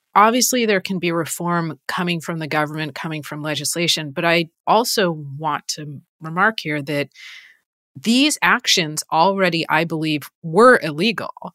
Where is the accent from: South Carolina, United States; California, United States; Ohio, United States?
California, United States; Los Angeles; I am from Los Angeles, and I grew up in Los Angeles